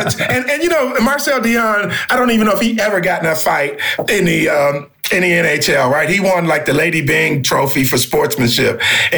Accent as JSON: {"language": "English", "town": "Detroit", "region": "Michigan", "country": "United States", "tie": "born or raised there", "said": "But the hockey thing is interesting because I grew up about 10 blocks from Olympia Stadium. It no longer exists in Detroit, but that's where the Detroit Red Wings played"}